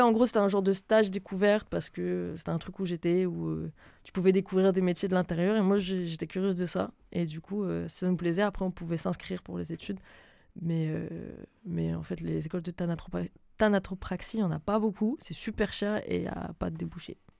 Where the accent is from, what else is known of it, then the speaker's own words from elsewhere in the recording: Lille, Hauts-de-France, France; also born or lived in Reims / Normandy / Paris region / Marseille; je viens de Reims. De base, de base, de base, j'ai euh, commencé à grandir à Reims et j'ai continué et fini de grandir à Lille